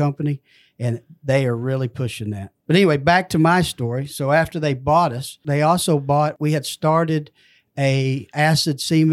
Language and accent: English; McAlester, Oklahoma, United States; I grew up in McAlester, Oklahoma.